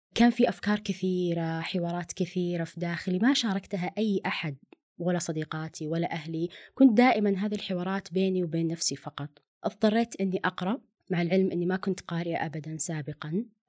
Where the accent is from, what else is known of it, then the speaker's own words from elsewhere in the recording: Riyadh, Riyadh Province, Saudi Arabia; also born or lived in Dammam; كوني أنا أصلا من الرياض ورحت الدمام بيئة جديدة